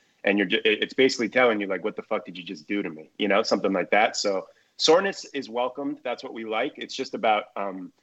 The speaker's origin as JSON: {"language": "English", "region": "New Jersey", "country": "United States", "said": "I'm from Jersey. So we went through Hurricane Sandy in 2012, and we had never experienced something like that living there"}